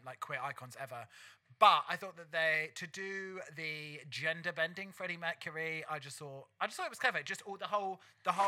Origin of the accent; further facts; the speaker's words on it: London, United Kingdom; my hometown look, I would definitely go like straight up 80s Camden punk